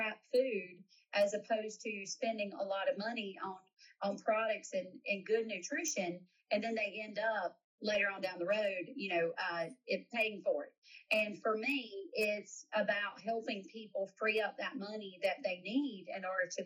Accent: South Carolina, United States; I am from South Carolina

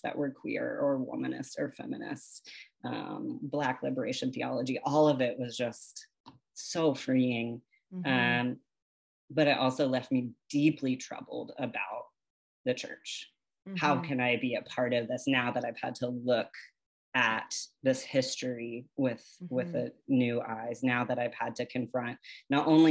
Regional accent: the South, United States; growing up in the South

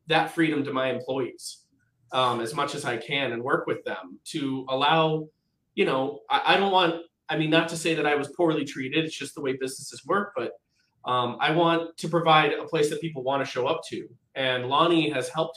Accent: Midwest, United States; now in Portland, United States; I was raised in the Midwest, but my parents are from Portland

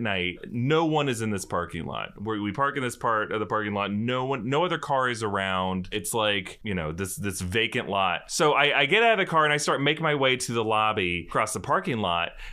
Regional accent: Jacksonville, Florida, United States; We're from Jacksonville

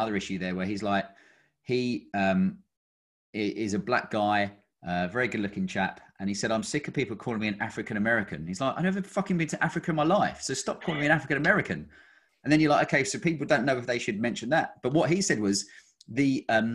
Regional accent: Kent, South East England, United Kingdom; moved away as an adult; now in Cotswolds, United Kingdom; I grew up down in Kent

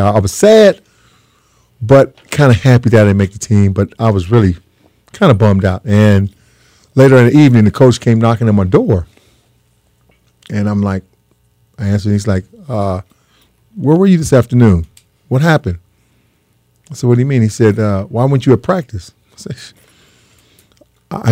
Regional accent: San Diego, California, United States; moved away as an adult; San Diego State is right in my backyard because I grew up in San Diego

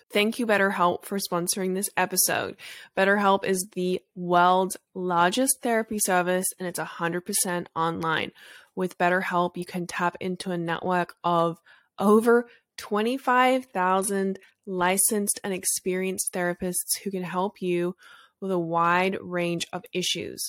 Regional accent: Australia; moved away; I grew up in Australia, so it's very different there

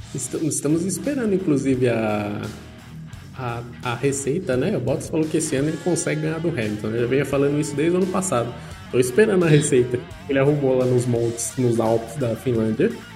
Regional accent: Brazil; como um bom brasileiro

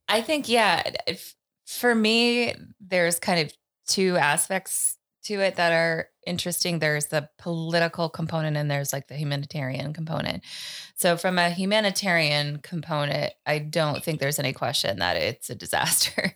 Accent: United States; as an American

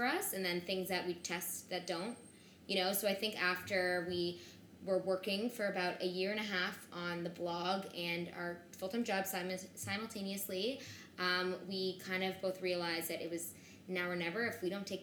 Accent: Toronto, Ontario, Canada; now in New York, United States; I'm from Toronto

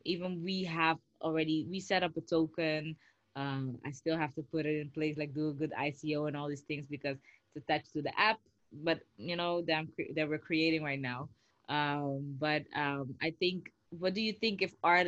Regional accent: Netherlands; We're both Dutchies

